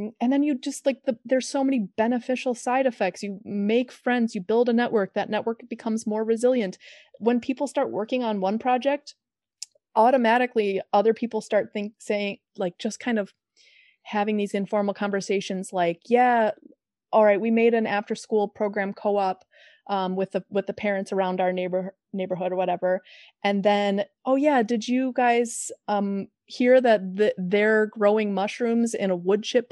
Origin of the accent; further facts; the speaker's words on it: Chicago, Illinois, United States; I'm from Chicago